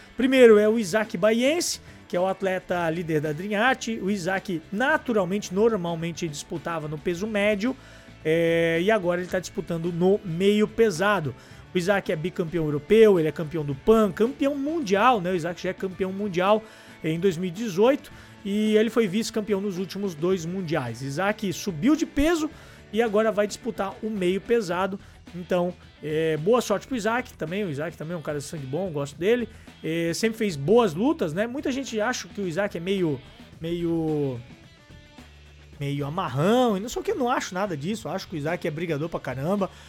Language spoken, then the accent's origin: Portuguese; Blumenau, Santa Catarina, Brazil; eu sou de Blumenau, em Santa Catarina